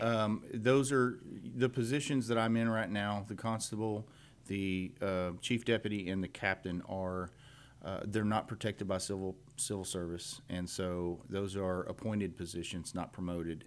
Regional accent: Cut and Shoot, Texas, United States; I grew up here in Montgomery County, in precinct two

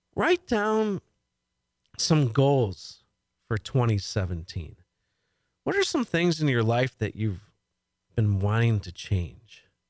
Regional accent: League City, Texas, United States; League City, my hometown

